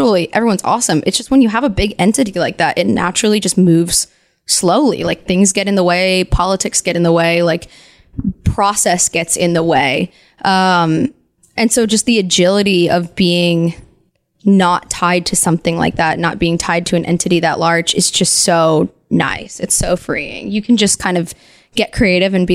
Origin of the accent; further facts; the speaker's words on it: New Jersey, United States; I'm from New Jersey